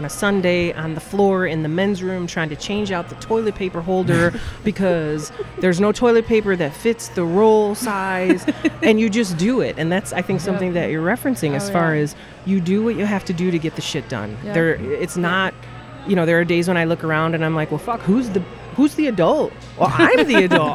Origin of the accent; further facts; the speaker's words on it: Detroit, Michigan, United States; I'm from Detroit, so I'm from like a blue-collar